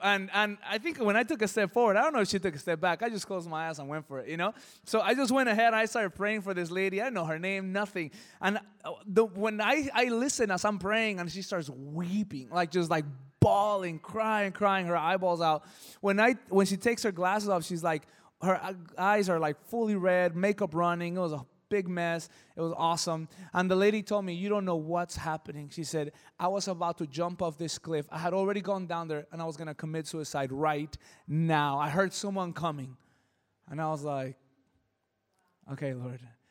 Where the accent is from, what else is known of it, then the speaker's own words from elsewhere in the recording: El Monte, California, United States; I come from El Monte, it's a crazy city, things get stolen